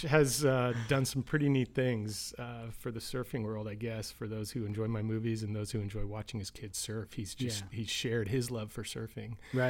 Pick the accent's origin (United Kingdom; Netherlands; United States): United States; Los Angeles, California; I grew up in Los Angeles.